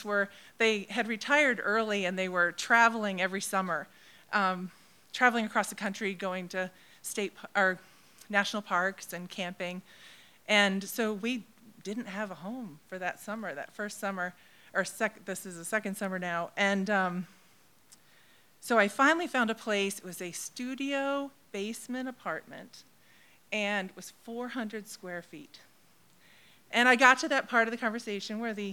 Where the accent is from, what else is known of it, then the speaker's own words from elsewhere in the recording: MetroWest, Massachusetts, United States; also born or lived in Crozet, Virginia; now in Cape Cod, United States; I grew up off Cape in Metro West area